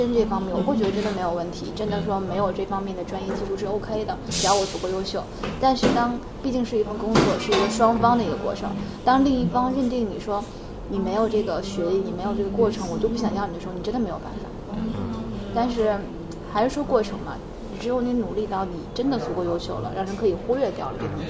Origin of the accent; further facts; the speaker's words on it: Northeast China, China; 湖南。嗯我是东北人。